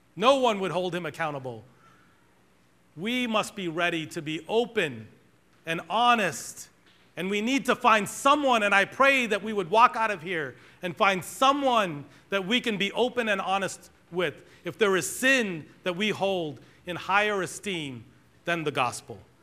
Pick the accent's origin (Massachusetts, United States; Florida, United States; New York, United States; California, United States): Massachusetts, United States; Boston; We grew up in Boston, and I grew up in a black Pentecostal church